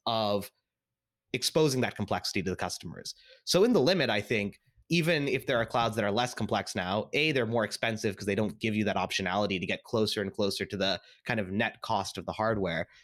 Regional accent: Seattle, Washington, United States; I was actually born and raised in Seattle

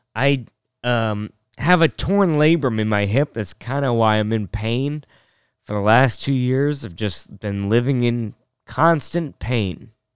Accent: North Bend, Washington, United States; We're from North Bend, Washington

